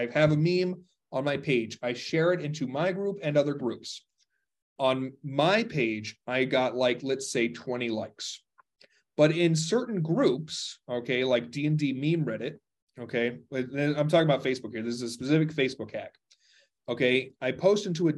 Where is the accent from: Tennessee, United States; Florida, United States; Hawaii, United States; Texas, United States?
Texas, United States; I'm a Texan. Interrupting is part of conversation where I come from.